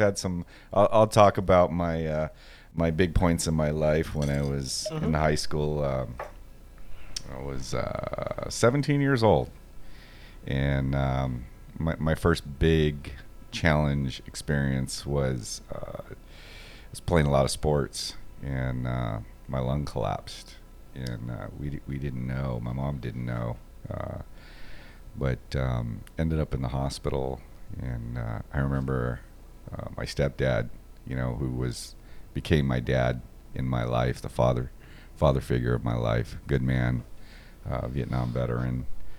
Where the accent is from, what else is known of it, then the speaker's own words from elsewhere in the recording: Los Angeles, California, United States; I grew up in East L.A., not the deep part of East L.A., but I grew up in Los Angeles, Norwalk, Downey, moved around a lot as a child, single mother.